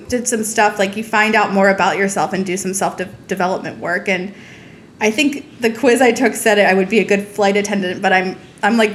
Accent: Montgomery County, Maryland, United States; I grew up in Montgomery County, Maryland

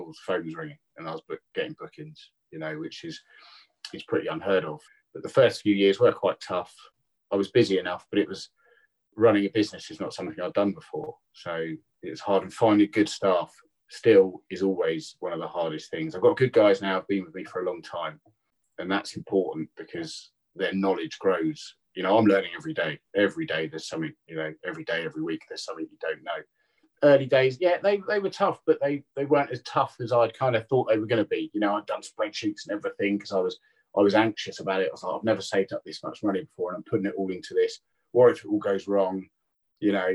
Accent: Tring, East of England, United Kingdom; moved away as an adult; now in Bournemouth, United Kingdom; I grew up in Tring

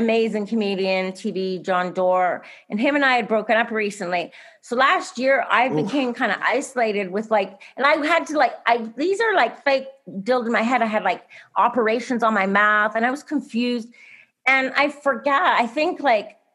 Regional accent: Canada; moved away; I grew up in Canada

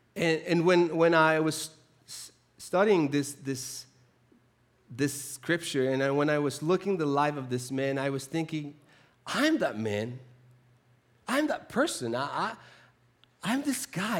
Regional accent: Chile; moved away; I grew up in the South. I'm from the South, so very, very, very South. I'm from Chile.

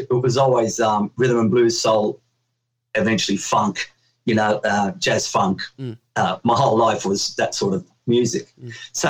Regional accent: Sydney, New South Wales, Australia; I was born in Australia. It was the first, like, new Australian family in Newtown. Newtown was a pretty rough and tumble place back then in Sydney.

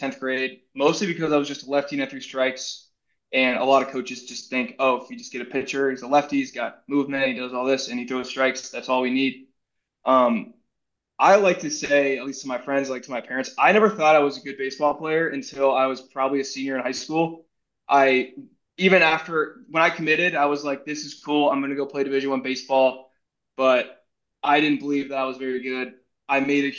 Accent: Charleston, South Carolina, United States; moved away as an adult; now in Washington, D.C., United States; I'm from Charleston, South Carolina

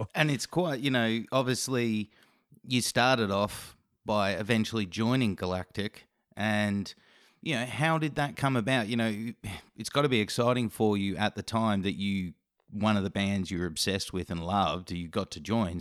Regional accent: Australia; as an Aussie

